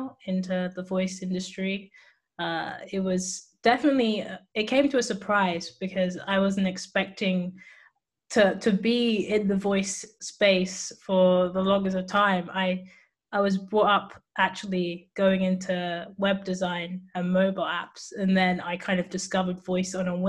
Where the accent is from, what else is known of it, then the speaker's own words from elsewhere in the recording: England, United Kingdom; also born or lived in Cambridge; I am from England, United Kingdom. And I'm based in Cambridge, but right now I'm in Bristol